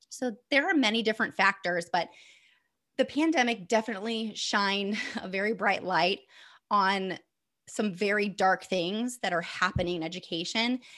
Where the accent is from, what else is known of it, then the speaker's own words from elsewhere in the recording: Northeast Indiana, United States; I'm from Indiana, Northeast Indiana. Um, I'm in Fort Wayne